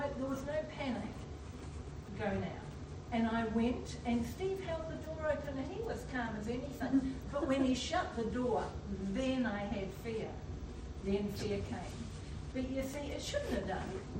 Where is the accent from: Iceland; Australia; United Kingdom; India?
United Kingdom; Belfast, Northern Ireland; I was from Belfast, Northern Ireland